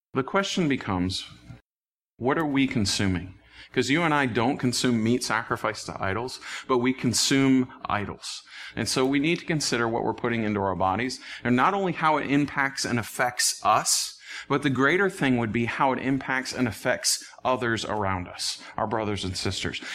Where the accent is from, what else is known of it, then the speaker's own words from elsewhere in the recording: United States; as American Christians